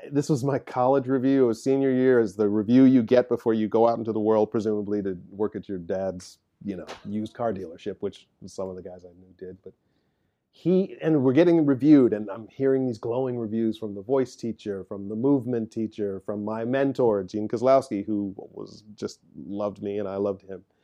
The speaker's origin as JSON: {"language": "English", "region": "Midwest", "country": "United States", "said": "but as a Midwesterner, as I used to say"}